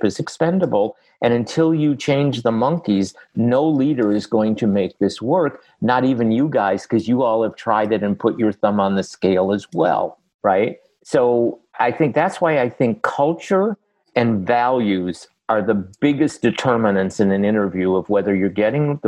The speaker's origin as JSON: {"language": "English", "town": "Boston", "region": "Massachusetts", "country": "United States", "said": "I'm from Boston"}